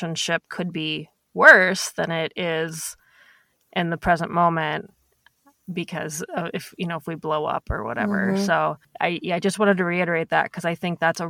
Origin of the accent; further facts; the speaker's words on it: Midwest, United States; we're both from the Midwest